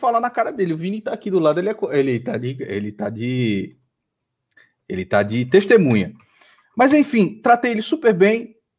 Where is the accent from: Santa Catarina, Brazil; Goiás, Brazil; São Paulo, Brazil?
São Paulo, Brazil; eu nasci em São Paulo, mas a minha família toda é, entendeu? A minha mãe é nordestina